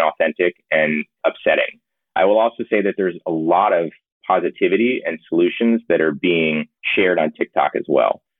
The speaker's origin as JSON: {"language": "English", "region": "Georgia", "country": "United States", "tie": "born or raised there", "said": "I grew up in Georgia."}